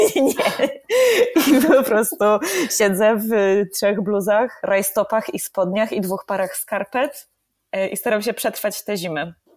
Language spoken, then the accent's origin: Polish; Poland; blisko mojego rodzinnego miasta